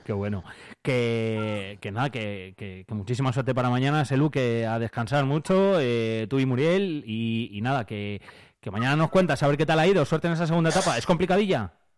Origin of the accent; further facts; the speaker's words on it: Quintana Redonda, Castile and León, Spain; Yo soy de Quintana